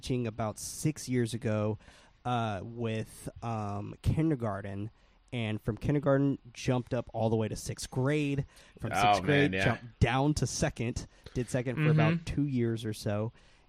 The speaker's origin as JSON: {"language": "English", "town": "San Francisco", "region": "California", "country": "United States", "tie": "born or raised there", "said": "born and raised in San Francisco"}